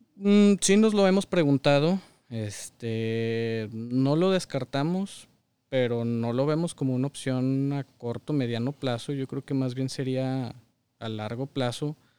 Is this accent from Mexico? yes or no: yes; Saltillo, Coahuila, Mexico; moved away as an adult; now in Michigan, United States; Toda mi vida, hasta hace unos años viví en Saltillo